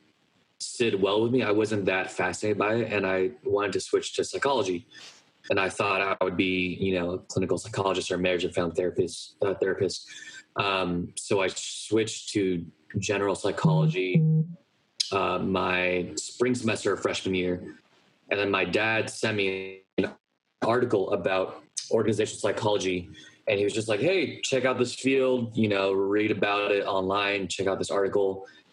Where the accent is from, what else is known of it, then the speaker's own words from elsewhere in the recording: Los Gatos, California, United States; moved away as an adult; also born or lived in New York; I grew up in Los Gatos from basically birth until 18, until I moved away from college